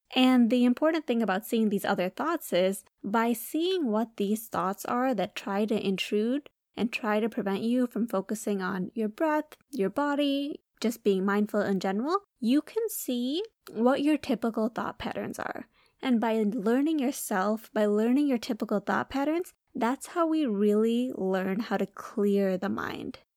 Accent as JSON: {"language": "English", "region": "Michigan", "country": "United States", "said": "we're from Michigan."}